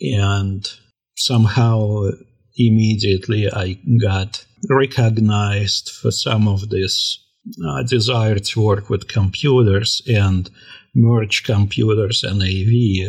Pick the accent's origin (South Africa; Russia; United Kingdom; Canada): Russia; now in United States; When I came to this country from Russia in 1994, I went to a college in New York